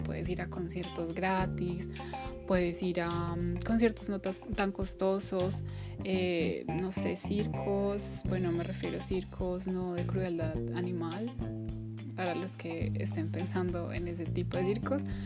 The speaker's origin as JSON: {"language": "Spanish", "country": "Colombia", "moved": "as an adult", "said": "mi país de origen"}